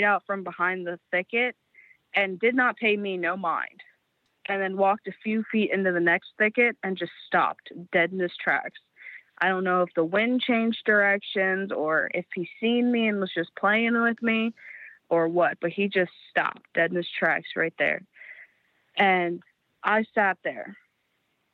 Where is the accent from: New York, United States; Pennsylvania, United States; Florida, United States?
Pennsylvania, United States; Dauphin, PA; I am from Dawson, PA, right at the bottom of Peters Mountain, right off the Appalachian Trail.